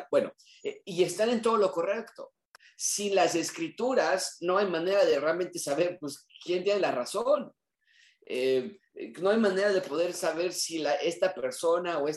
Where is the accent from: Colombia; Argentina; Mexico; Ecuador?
Mexico; born there; Nacimos en México, somos eh, de tradición católica, tenemos eh, mucha superstición